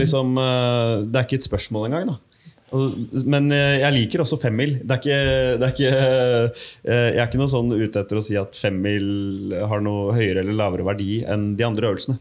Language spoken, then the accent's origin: Norwegian; Bærums Verk, Akershus, Norway; Bærums Verk, hjemme der jeg kommer fra